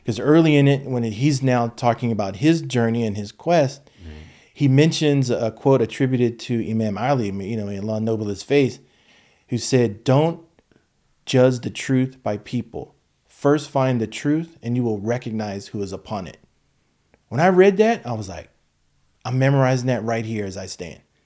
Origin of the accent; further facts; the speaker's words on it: United States; Black American, you know, and descendant of, you know, slaves